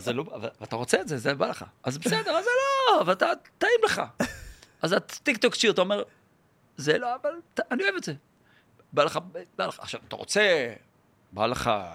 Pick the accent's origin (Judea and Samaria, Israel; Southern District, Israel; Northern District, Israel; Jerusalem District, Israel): Southern District, Israel; Yeruham; also born or lived in Holon / Rishon LeZion; now in Tel Aviv, Israel; נולדתי בירוחם.